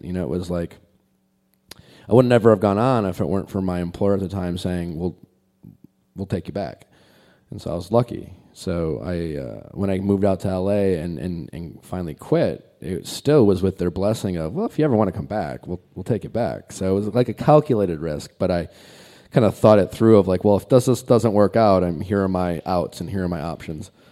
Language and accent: English; Milwaukee, Wisconsin, United States; moved away as an adult; I grew up in Milwaukee and lived in Milwaukee most, in all through my twenties